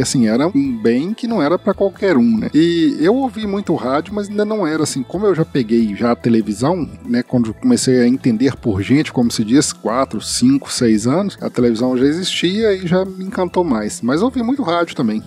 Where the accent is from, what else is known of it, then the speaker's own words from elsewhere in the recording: Sete Lagoas, Minas Gerais, Brazil; moved away; Eu nasci e agora resido novamente em Sete Lagoas, Minas Gerais. Nasci aqui em 72, 1972.